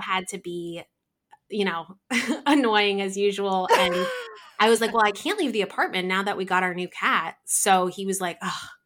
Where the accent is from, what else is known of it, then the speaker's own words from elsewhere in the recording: New Jersey, United States; I am from New Jersey, um, born and raised here